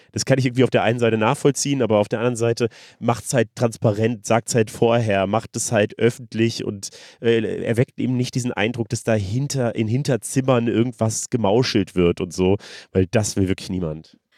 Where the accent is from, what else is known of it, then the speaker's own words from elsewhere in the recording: Germany; ich komme aus Deutschland